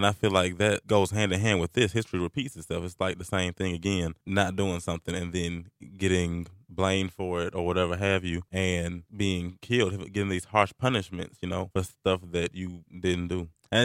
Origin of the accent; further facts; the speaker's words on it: Atlanta, Georgia, United States; I'm from Atlanta, Georgia